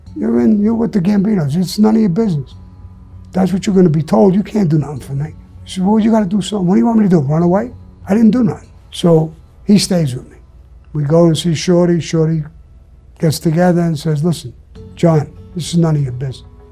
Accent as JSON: {"language": "English", "region": "New York", "country": "United States", "said": "I'm from New York."}